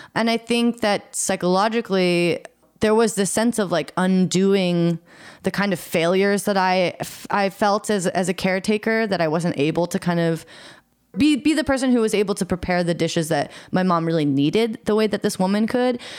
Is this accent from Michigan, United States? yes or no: no; Eugene, Oregon, United States; I grew up in Eugene, Oregon, which is a sort of smaller town in the Pacific Northwest